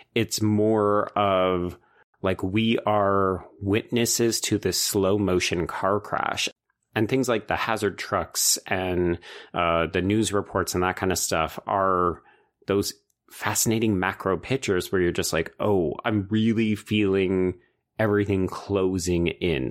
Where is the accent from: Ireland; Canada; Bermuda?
Canada